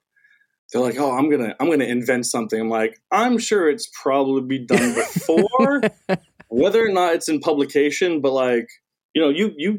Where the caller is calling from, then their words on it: Daytona Beach, Florida, United States; Daytona Beach, Florida.